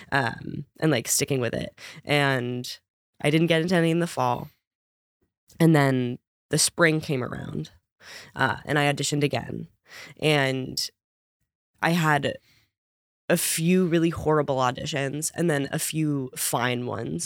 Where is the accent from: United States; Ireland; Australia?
United States; Connecticut; I grew up in Connecticut